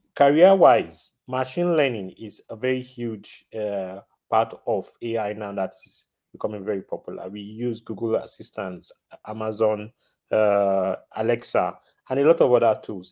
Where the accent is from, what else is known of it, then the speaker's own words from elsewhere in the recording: Nigeria; now in Rotterdam, Netherlands; I'm originally from Nigeria. I'm currently living in the Netherlands, Rotterdam to be specific